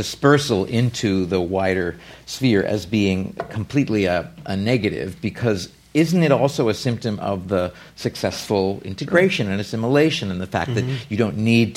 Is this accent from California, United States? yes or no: yes; San Francisco, California, United States; I grew up in San Francisco